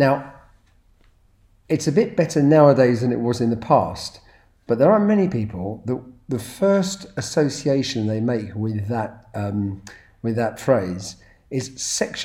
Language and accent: English; United Kingdom; I'm proud to be British